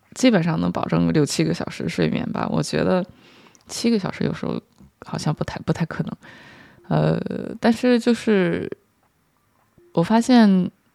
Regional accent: China; 作为一个中国人

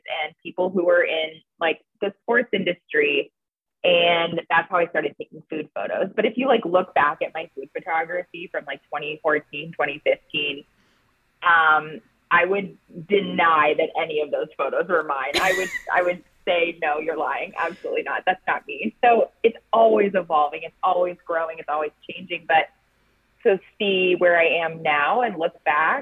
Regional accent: Cleveland, Ohio, United States; moved away as an adult; also born or lived in Tampa, Florida; I moved back home to Cleveland from Tampa, Florida. I lived in Tampa for 3 years

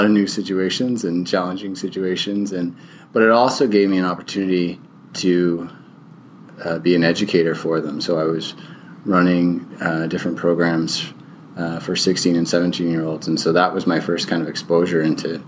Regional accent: Kingston, Ontario, Canada; I'm from Kingston, Ontario, Canada

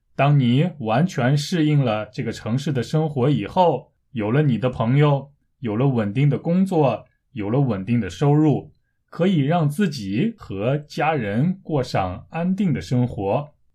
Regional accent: China; moved away as an adult; now in South Korea; 虽然我是中国人，但是我一直住在韩国，从十九岁开始到现在已经十多年了

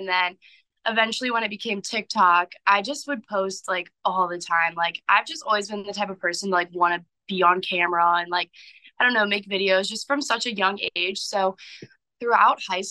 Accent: St. Louis, Missouri, United States; moved away as an adult; also born or lived in Tuscaloosa, Alabama; I was born and raised in St. Louis. I've lived here all my life.

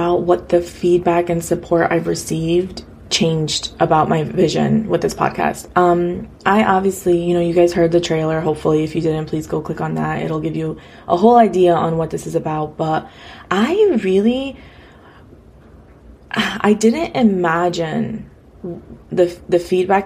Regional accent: United States; a first generation Afghan girl, you know, born and raised in America

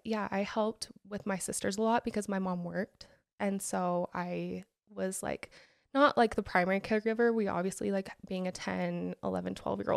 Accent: Alpine, Utah, United States; So I am from Alpine.

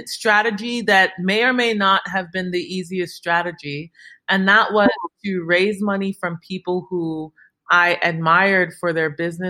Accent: Chicago, Illinois, United States; growing up in Chicago in the suburbs

